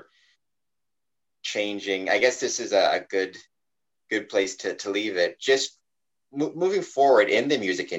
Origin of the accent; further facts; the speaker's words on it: Winnipeg, Manitoba, Canada; now in Windsor, Canada; I grew up in Winnipeg, Manitoba, though, which is like above Minneapolis